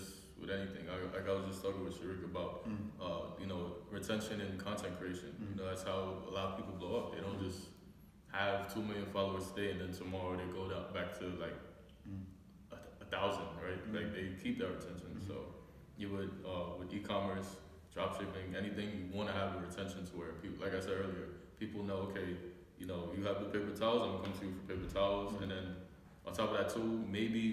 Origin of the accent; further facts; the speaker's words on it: New York, United States; being from New York